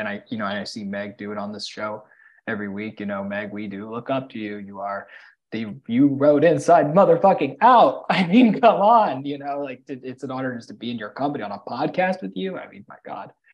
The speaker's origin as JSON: {"language": "English", "town": "New York City", "region": "New York", "country": "United States", "tie": "born or raised there", "said": "I grew up in New York City"}